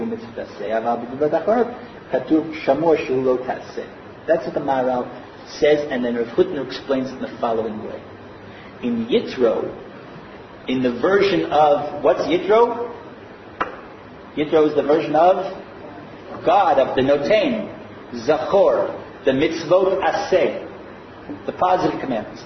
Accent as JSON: {"language": "English", "country": "United States", "tie": "born or raised there", "moved": "yes", "lives_now": "Israel", "said": "I grew up in America."}